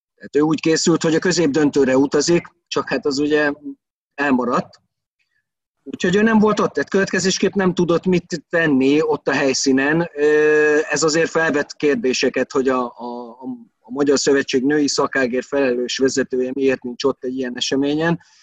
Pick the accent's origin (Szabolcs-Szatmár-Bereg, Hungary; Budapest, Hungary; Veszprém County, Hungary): Veszprém County, Hungary; Veszprém; én ott nőttem fel a városba